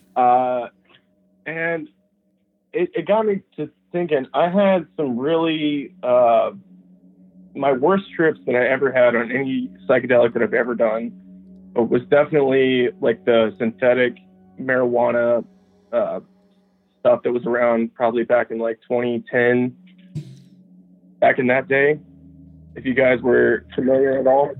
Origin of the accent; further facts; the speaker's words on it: Nashville, Tennessee, United States; I'm from Tennessee. Like yeah, uh, I'm from Nashville